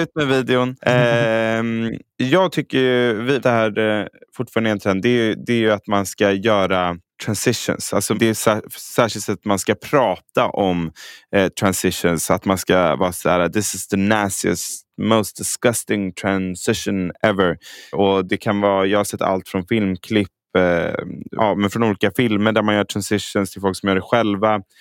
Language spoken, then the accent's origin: Swedish; Stockholm, Stockholm County, Sweden; Jag är så stockholmare.